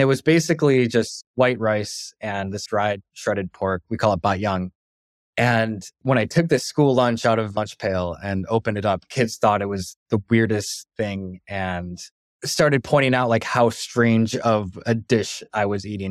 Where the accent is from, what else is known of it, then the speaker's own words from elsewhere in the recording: Bad Axe, Michigan, United States; moved away as an adult; growing up in Bed Ex, Michigan for almost twenty years of my life